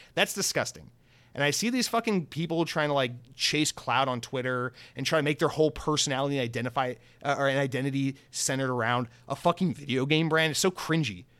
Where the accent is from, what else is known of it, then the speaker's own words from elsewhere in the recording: United States; as an American